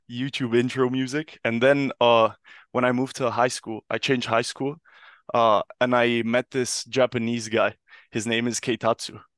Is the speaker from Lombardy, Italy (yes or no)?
yes; Milan, Lombardy, Italy; moved away as an adult; also born or lived in United Kingdom; I grew up in Milan